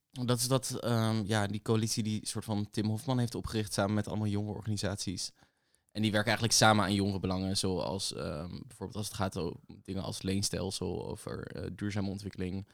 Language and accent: Dutch; The Hague, South Holland, Netherlands; ik kom zelf dus uit Den Haag. Ehm, en wij hadden een middelbare school naast het katshuis.